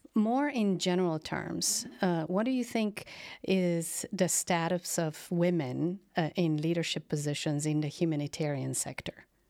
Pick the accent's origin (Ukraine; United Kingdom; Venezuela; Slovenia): Slovenia; Slovenia, my home country